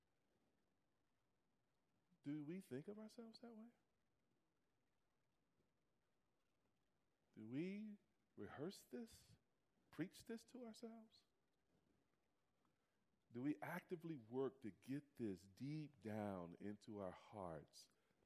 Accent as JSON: {"language": "English", "country": "United States", "said": "I'm African American"}